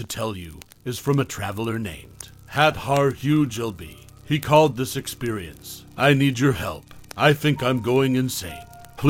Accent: East Coast, United States; Believe it or not, I've never been a big road trip guy. Growing up on the East Coast, most things were an Amtrak right away, and we flew for everything else.

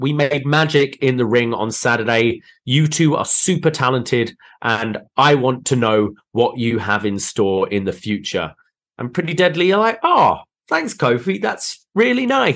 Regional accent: United Kingdom; I as the Brit here

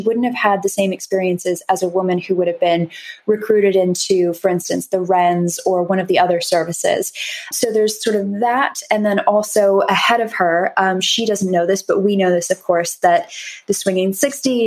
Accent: Los Angeles, California, United States; moved away as an adult; also born or lived in New York; now in United Kingdom; I was raised in Los Angeles

